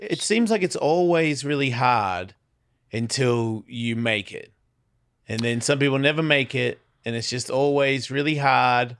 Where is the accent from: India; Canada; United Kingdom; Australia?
Australia; I'm from Australia.